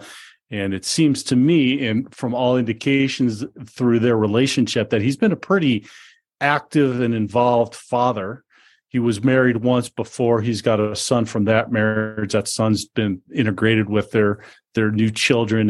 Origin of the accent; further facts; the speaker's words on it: Denver, Colorado, United States; my hometown of Denver, Colorado